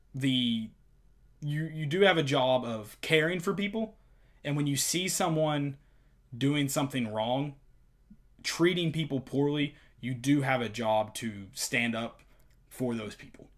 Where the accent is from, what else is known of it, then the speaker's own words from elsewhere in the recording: Knoxville, Tennessee, United States; We are from Knoxville, both of us